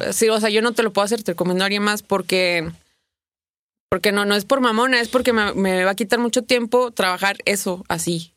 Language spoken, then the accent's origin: Spanish; Torreón, Coahuila, Mexico; moved away as an adult; also born or lived in Mexico City, Mexico; soy de Torreón, me fui a Torreón